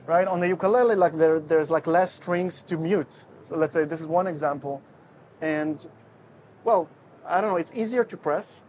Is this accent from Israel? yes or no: yes; Israel; moved away as an adult; also born or lived in Russia; now in Netherlands; I'm originally from Israel. Well, the story goes this way. So, I was born in Russia. Then, my parents moved to Israel when I was five years old. And uh, when I was 19, I moved to the Netherlands